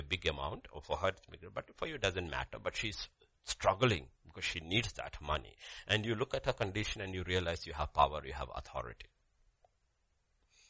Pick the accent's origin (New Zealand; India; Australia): India; As an Indian citizen